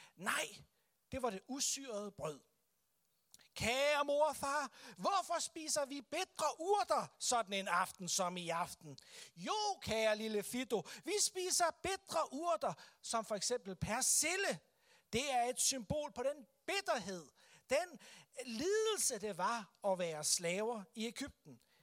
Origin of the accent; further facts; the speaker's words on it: Denmark; for os som kristne, som danskere